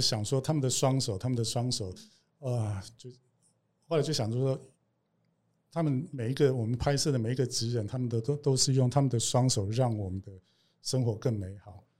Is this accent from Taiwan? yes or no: yes; Kaohsiung, Taiwan; 我是高雄人